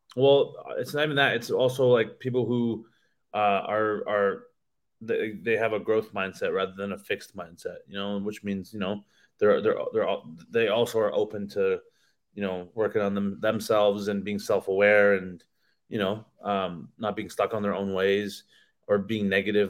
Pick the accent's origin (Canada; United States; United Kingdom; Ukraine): Canada; in my hometown